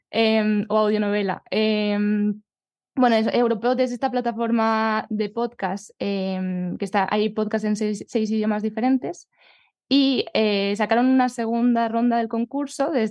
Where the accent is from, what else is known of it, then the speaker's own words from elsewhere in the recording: Collado Villalba, Community of Madrid, Spain; Pues mi pueblo es Villalba, en la Sierra de Madrid.